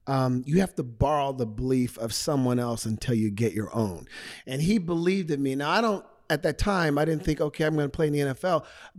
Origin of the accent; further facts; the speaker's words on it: Portland, Oregon, United States; moved away as an adult; now in Arizona, United States; Born and raised in Portland, Oregon.